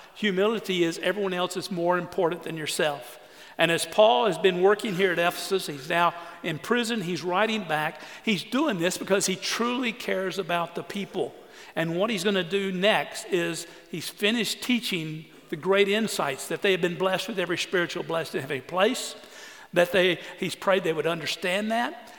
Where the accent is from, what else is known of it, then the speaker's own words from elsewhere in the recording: Orange, Texas, United States; I grew up on the Sabine River, Orange, Texas